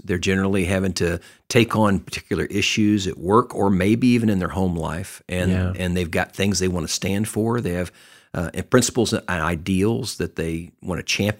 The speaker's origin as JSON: {"language": "English", "region": "Texas", "country": "United States", "tie": "born or raised there", "said": "I grew up in Texas"}